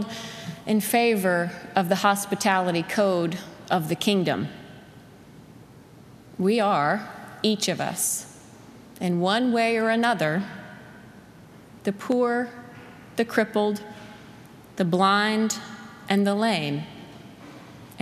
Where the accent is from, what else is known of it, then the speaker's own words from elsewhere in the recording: South Carolina, United States; moved away; where I grew up in South Carolina